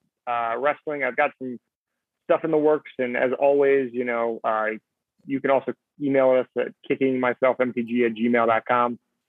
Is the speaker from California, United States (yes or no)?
no; New York, United States; As a New Yorker who followed the Knicks during the 90s and who followed the Rangers